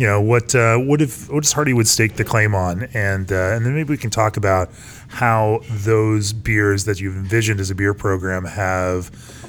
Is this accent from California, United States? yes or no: no; Fort Collins, Colorado, United States; Congratulations, my hometown.